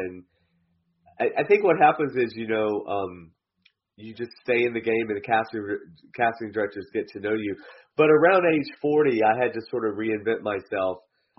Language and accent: English; Athens, Georgia, United States; moved away as an adult; also born or lived in Atlanta, Georgia; now in Los Angeles, United States; But, yeah, I grew up in Georgia, a college town called Athens, University of Georgia.